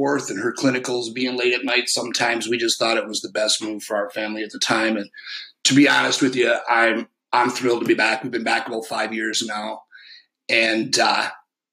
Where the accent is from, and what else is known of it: Northeastern Michigan, United States; born or raised there; also born or lived in Detroit, Michigan / Florida / Rogers City, Michigan